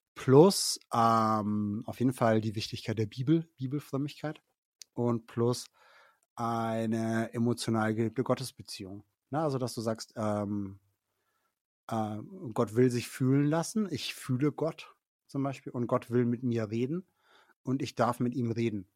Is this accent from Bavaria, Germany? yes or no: yes; Middle Franconia, Bavaria, Germany; Ich komme aus Mittelfranken